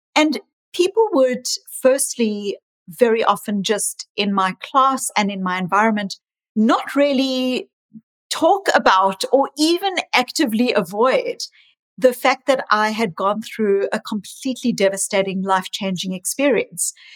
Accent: South Africa; also born or lived in New Zealand / Australia; now in Boston, United States; I was raised in South Africa, born in South Africa

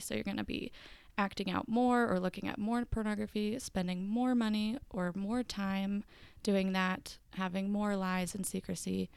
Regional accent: Marietta, Georgia, United States; now in Utah, United States; I'm from Marietta, Georgia, live in Utah

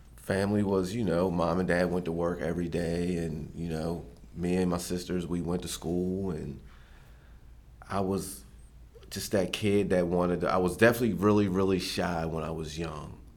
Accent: Westminster, Maryland, United States; I grew up in Westminster, Maryland

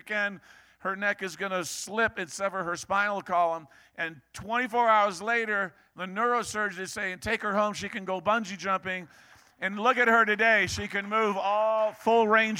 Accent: New England, Maine, United States; Reminds me of Maine and growing up in New England

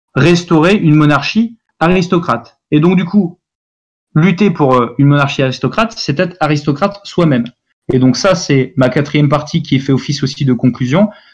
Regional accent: France; nous sommes français

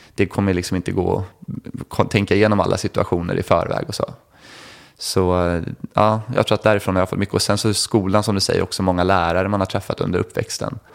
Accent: Järfälla, Stockholm County, Sweden; i Järfälla där jag är uppvuxen

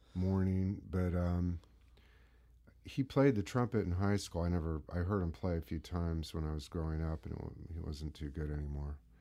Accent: San Mateo, California, United States; also born or lived in Marin County; I grew up in, uh, Northern California in San Mateo

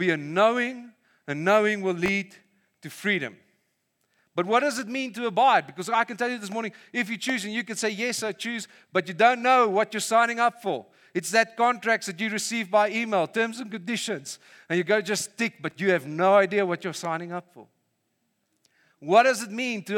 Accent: Vanderbijlpark, Gauteng, South Africa; moved away; I grew up in Funabel Park

